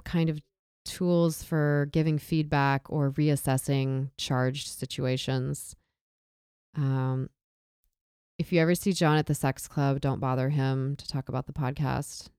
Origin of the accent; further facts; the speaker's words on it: Southern California, United States; I grew up in Southern California, a very rural area